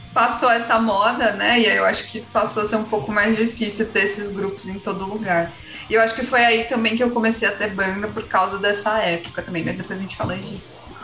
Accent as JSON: {"language": "Portuguese", "region": "São Paulo", "country": "Brazil", "said": "Eu sou de São Paulo, sou vocalista da banda Final Disaster"}